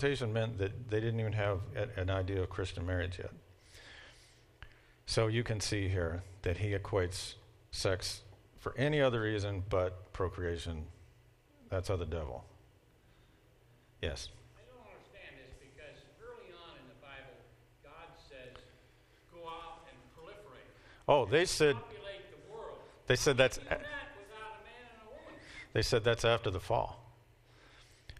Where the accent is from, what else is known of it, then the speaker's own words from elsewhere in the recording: Kentucky, United States; I'm from Kentucky.